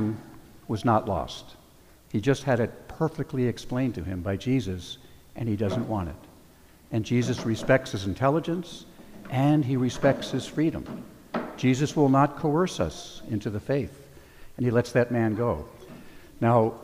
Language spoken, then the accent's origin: English; California, United States; also born or lived in New Jersey; I was 9 years old when I moved here to California from New Jersey